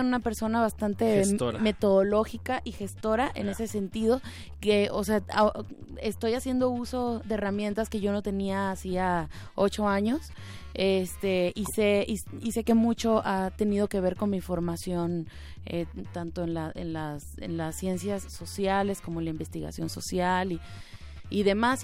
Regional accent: Tijuana, Baja California, Mexico; moved away as an adult; also born or lived in Havana, Cuba; now in Guadalajara, Mexico; nací en La Habana. Em, ahí crecí hasta prácticamente como hasta los 10 años más o menos. Luego me fui a Tijuana

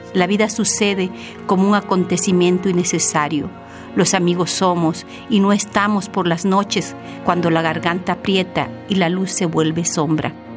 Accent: Cuajinicuilapa, Guerrero, Mexico; also born or lived in Mexico City; Chica de Guerrero, en el pueblo de Coajinicuilapa. Ahí nací

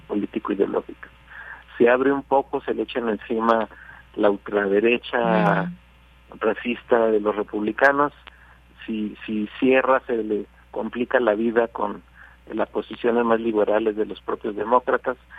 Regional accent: Mexico; un tercio del total del flujo que arriba a la frontera sur de Estados Unidos somos mexicanos

